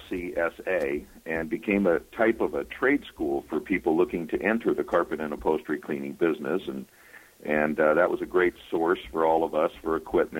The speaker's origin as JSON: {"language": "English", "town": "Los Angeles", "region": "California", "country": "United States", "said": "I'm from the Los Angeles area"}